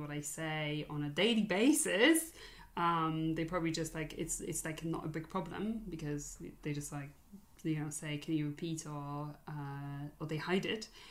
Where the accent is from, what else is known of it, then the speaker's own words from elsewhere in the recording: Poland; English is a second language; now in United Kingdom; I'm Polish